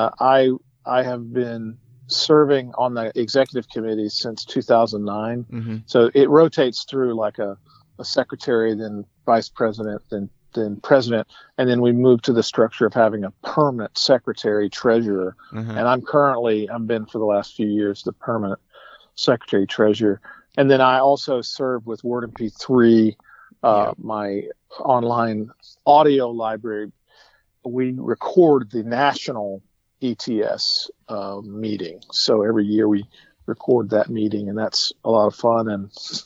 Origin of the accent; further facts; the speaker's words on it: the South, United States; moved away; I'm from the South